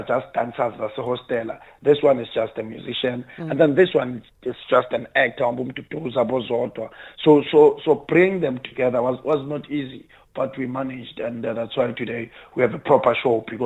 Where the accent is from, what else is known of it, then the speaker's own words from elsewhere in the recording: South Africa; as South African we tell our stories